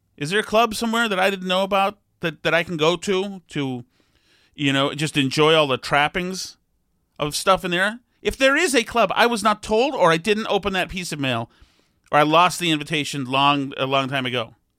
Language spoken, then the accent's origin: English; Winchester, Massachusetts, United States; I grew up in Winchester